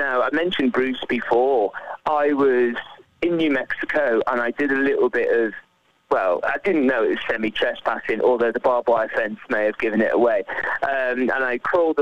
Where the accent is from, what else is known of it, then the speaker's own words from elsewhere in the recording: Liverpool, North West England, United Kingdom; I'm from Liverpool